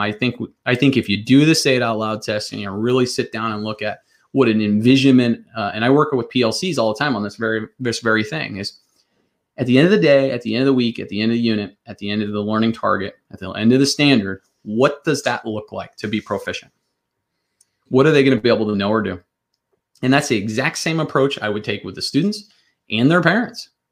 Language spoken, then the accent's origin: English; Northwest Iowa, United States; I grew up in Northwest Iowa to blue collar family